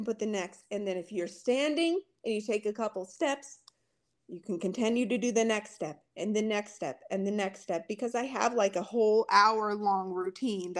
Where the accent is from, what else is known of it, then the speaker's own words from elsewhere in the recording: rural Montana, United States; I'm so far from anything in my hometown in rural Montana where I'm from